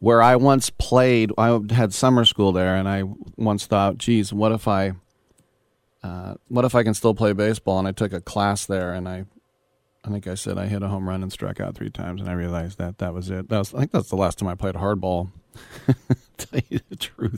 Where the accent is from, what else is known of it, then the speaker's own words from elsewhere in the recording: Oakland, California, United States; I call it my hometown, Oakland. The first house I ever lived in was in Oakland